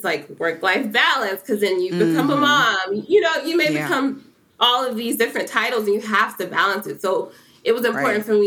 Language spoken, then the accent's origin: English; Cincinnati, Ohio, United States; growing up in Cincinnati, like, I always knew who P&G was